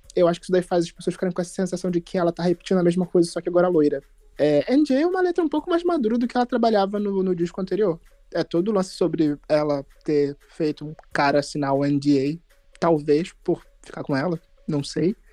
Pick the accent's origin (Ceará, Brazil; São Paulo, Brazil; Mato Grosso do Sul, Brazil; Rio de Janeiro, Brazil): Rio de Janeiro, Brazil; eu sou do Meyer